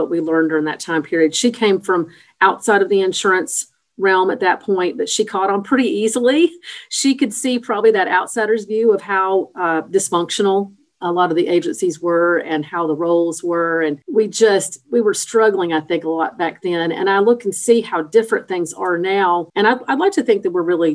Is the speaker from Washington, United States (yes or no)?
no; Nashville, Tennessee, United States; also born or lived in Clarksville, Tennessee / North Carolina; now in Chattanooga, United States; I grew up in L.A., also known as Lower Antioch, south of Nashville